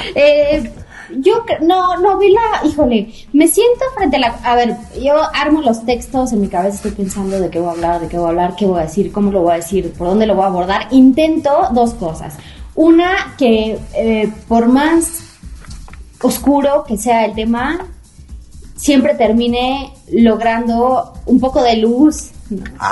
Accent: Toluca, State of Mexico, Mexico; yo soy de Toluca

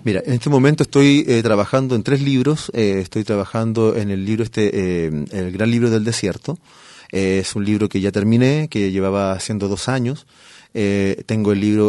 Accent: Chile; moved away as an adult; now in Guadalajara, Mexico; yo vengo del desierto de Atacama, eh, en Chile

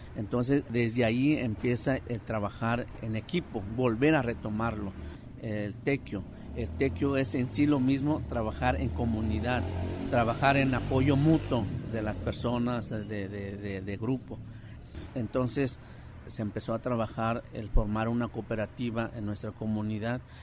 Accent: Guadalajara, Jalisco, Mexico; also born or lived in Oaxaca; toda la preparación fue aquí en la ciudad, aquí en Guadalajara, en la colonia Ferrocarril, donde crecimos con nuestra comunidad mixteca

